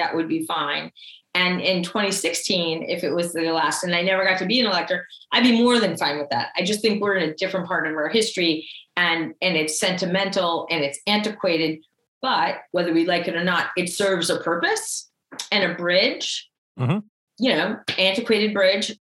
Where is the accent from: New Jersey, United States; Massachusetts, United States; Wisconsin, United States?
Massachusetts, United States; Holyoke; I'm this kid from Holyoke who went to Kirtland School and Lynch Middle School and Holyoke High